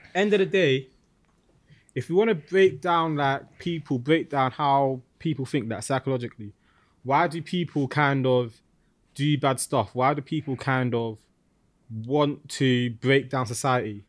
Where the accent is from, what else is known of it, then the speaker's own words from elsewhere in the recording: London, United Kingdom; I'm from East London